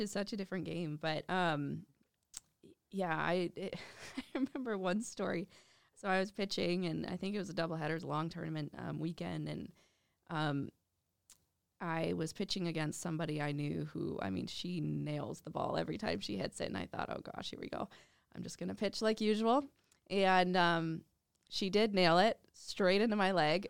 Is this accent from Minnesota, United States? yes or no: yes; Minnetonka, Minnesota, United States; also born or lived in Russia; growing up in Minnetonka